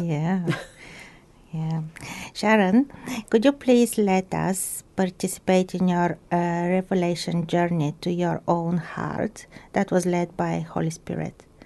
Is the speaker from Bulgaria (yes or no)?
yes; Bulgaria; now in Christchurch, New Zealand; my home country, Bulgaria